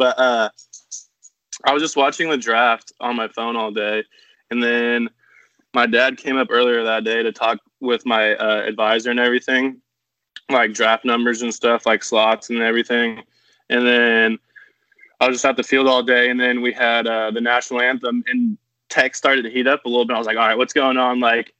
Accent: California, United States; I did have some puka shells in middle school. I'm not gonna lie.

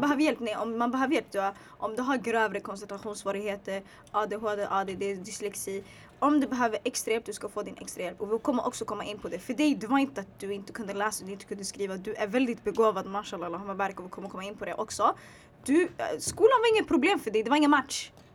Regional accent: Sweden; also born or lived in Bredäng; jag är född i Sverige

